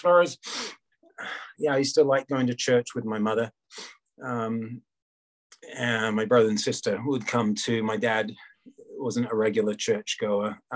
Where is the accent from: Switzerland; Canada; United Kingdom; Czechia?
United Kingdom; England; moved away as an adult; also born or lived in United States / Thailand; I grew up in England, and my mother's French, my dad's English